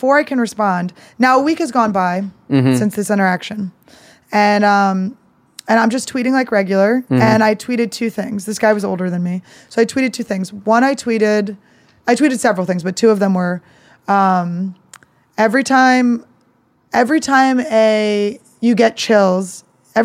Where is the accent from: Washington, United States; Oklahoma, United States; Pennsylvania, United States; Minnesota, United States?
Pennsylvania, United States; Philadelphia; I'm from Philly